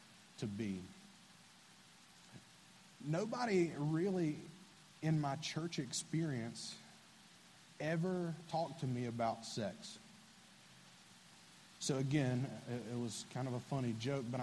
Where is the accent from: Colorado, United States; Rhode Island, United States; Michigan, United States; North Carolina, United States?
North Carolina, United States; Bethlehem; Right on the other side of the lake is Bethlehem. That's where I grew up. I'm from Bethlehem, North Carolina.